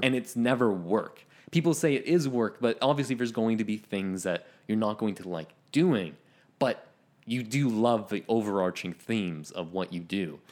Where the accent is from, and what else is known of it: Ontario, Canada; born or raised there